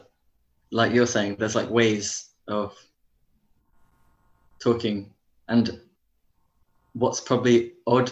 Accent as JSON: {"language": "English", "area": "Dorset", "region": "South West England", "country": "United Kingdom", "said": "I'm from Dorset"}